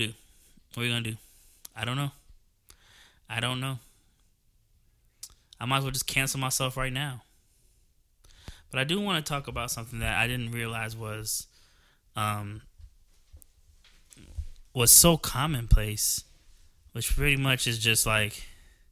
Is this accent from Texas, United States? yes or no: no; New Jersey, United States; moved away as an adult; also born or lived in Georgia; I'm from New Jersey. I spent most of my life in New Jersey, and that's where I lived